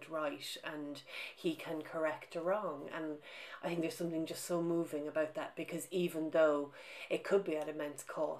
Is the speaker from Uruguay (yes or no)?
no; Ireland; moved away as an adult; also born or lived in Britain; now in United Kingdom; my own experience of growing up in Ireland